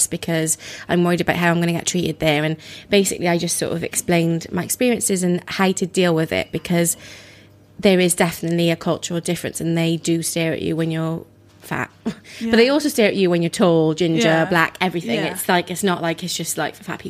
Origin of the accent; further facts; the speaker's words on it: Wales, United Kingdom; now in London, United Kingdom; I grew up in Wales